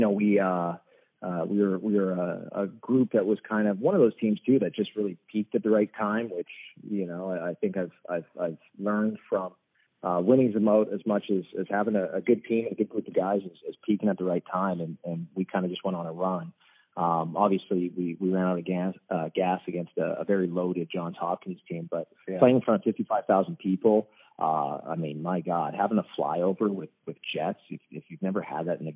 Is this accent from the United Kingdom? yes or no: no; Surrey, British Columbia, Canada; moved away; also born or lived in East Coast, United States; growing up in Surrey playing lacrosse